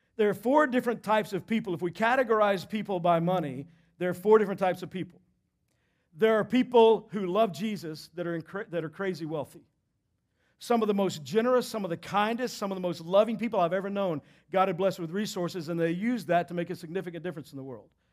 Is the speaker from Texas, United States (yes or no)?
yes; Texas, United States; moved away; I grew up in Texas